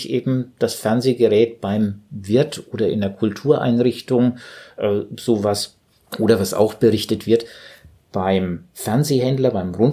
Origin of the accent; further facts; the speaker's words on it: Southern Germany, Germany; also ich als Süddeutscher kenne